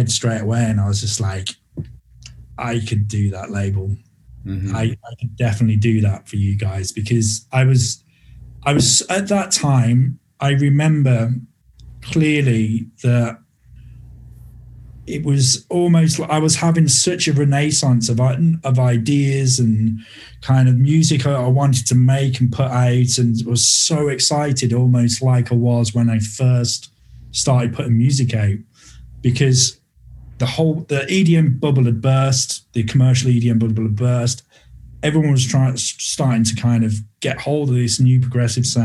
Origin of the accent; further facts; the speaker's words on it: Birmingham, West Midlands, United Kingdom; Birmingham, which is my hometown here in the UK